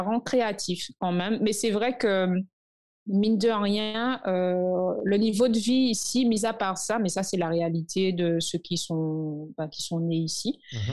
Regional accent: Martinique; now in Saint Lucia; quand moi, je suis ici et d'autres, d'autres euh, Martiniquais aussi qui sont ici

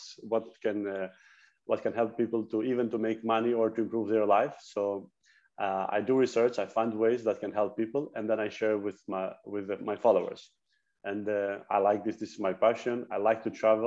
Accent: Greece; I'm from Greece. I live in Athens.

